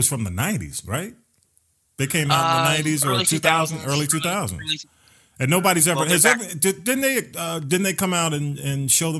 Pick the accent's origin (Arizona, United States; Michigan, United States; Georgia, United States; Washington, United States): Georgia, United States; The reason it's called GP3 is we all went to Grove Park, graduated in 1977. I'm from North Avenue, Tut, Charlotte Place, and Rand, Elizabeth Place.